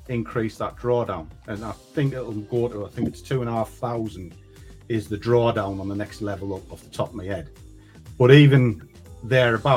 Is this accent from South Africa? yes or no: no; Durham, North East England, United Kingdom; moved away; I am from the north. I come from Durham in the north of the UK